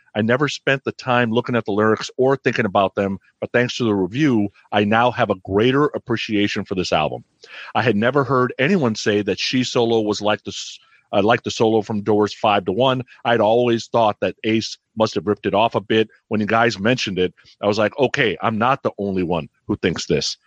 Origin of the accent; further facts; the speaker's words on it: San Francisco Bay Area, California, United States; I'm growing up in the San Francisco Bay Area